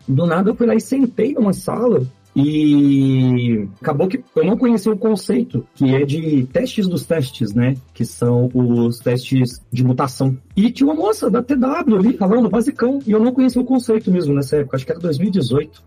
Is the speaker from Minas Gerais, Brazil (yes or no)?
yes; Belo Horizonte, Minas Gerais, Brazil; sou aqui de BH, Belo Horizonte, mineiro